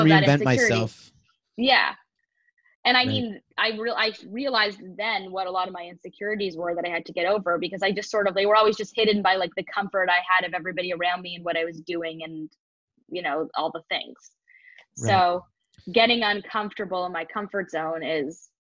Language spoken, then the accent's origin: English; Toronto, Ontario, Canada; moved away as an adult; leaving Toronto where, as you know, because we grew up there in our community